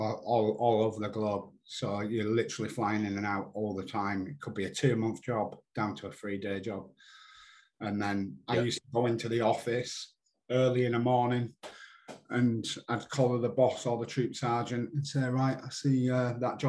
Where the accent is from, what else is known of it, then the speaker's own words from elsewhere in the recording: Yorkshire and the Humber, United Kingdom; being a Yorkshireman